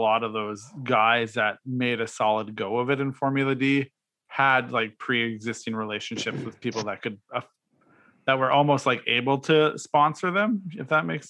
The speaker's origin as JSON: {"language": "English", "country": "Canada", "said": "I do know what it's like to be a Canadian in the car scene."}